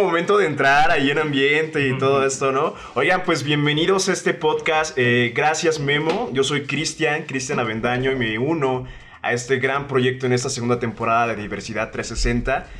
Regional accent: Veracruz, Mexico; accent: jarocho; moved away as an adult; now in Mexico City, Mexico; yo soy un jarocho que tiene aquí dos años casi viviendo en la Ciudad de México

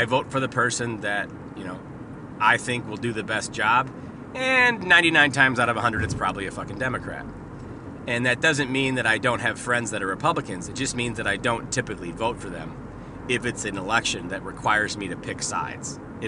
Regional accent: Canada; which means out and about, but I'm from Canada on the podcast.

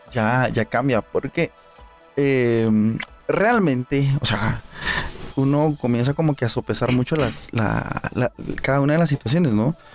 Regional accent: Guatemala; Como buen guatemalteco, todo lo resuelve a pijazos.

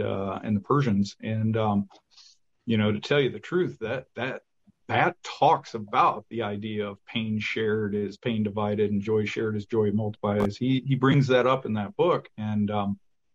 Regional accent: Michigan, United States; we're both from Michigan

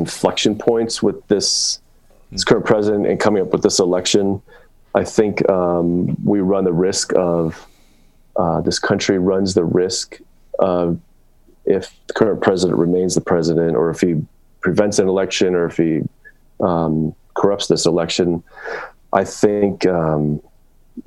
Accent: United States; being an American

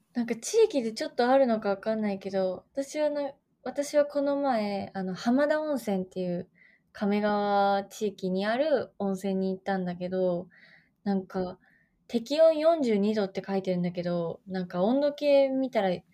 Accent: Oita, Japan; 私、大分県出身なんだけど、大分隣の大分市出身なんだけ

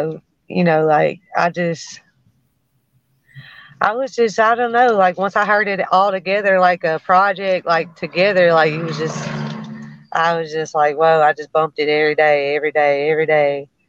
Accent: Frayser, Tennessee, United States; I was raised in Frayser, and I mean I got to know a lot of good people

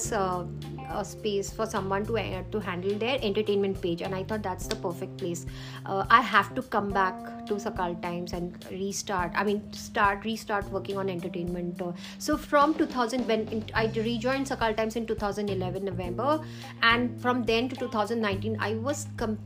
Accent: Cuttack, Odisha, India; moved away; originally from Cuttack, Odisha

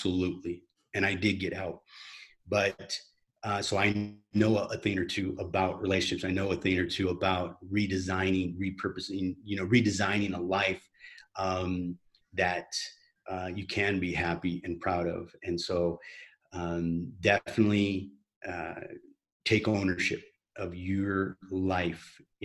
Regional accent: United States; moved away as an adult; now in Medellin, Colombia; I'm currently in Medellin, Colombia, and I'm an American

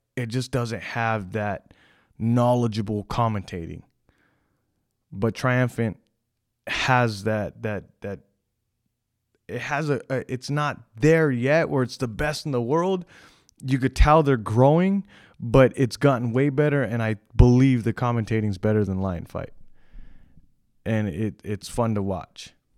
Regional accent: California, United States; I'm from California

